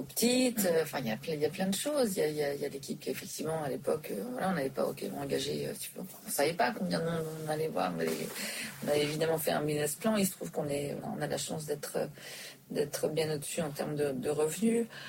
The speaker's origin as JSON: {"language": "French", "country": "Switzerland", "tie": "born or raised there", "also_born_or_lived": "New York, United States / Dubai", "moved": "yes", "lives_now": "Paris, France", "said": "j'ai grandi en Suisse"}